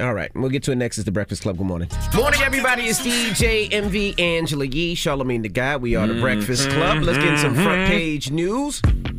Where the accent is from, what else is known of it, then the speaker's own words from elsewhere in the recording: New York, United States; Yeah, growing up in New York, the only seafood we knew was shrimp fried rice.